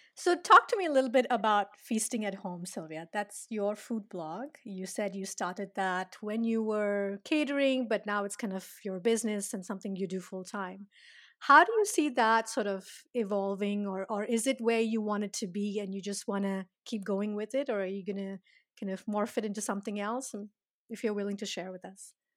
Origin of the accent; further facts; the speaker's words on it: India; I'm Indian